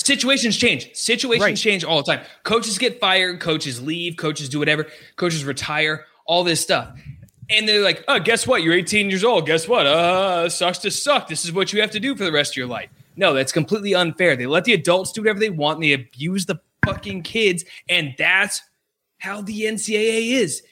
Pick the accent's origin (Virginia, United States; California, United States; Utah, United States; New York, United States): Virginia, United States; Loudoun County; I am from Loudoun County, Virginia